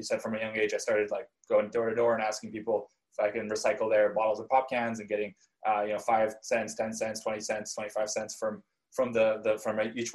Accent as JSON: {"language": "English", "town": "Vancouver", "region": "British Columbia", "country": "Canada", "tie": "born or raised there", "also_born_or_lived": "Krasnoyarsk, Russia / Israel / Ithaca, New York", "moved": "as an adult", "said": "I moved from Vancouver to Ithaca, New York"}